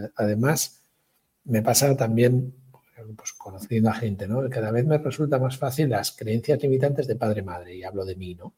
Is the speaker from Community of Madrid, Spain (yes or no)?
no; Galicia, Spain; yo como gallego